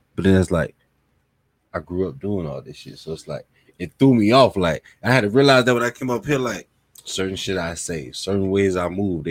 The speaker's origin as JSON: {"language": "English", "region": "South Florida", "country": "United States", "tie": "born or raised there", "said": "growing up in South Florida"}